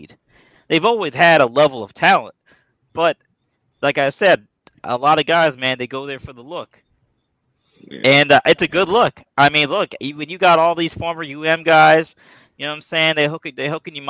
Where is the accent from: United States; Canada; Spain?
United States; South Florida; when I was growing up in South Florida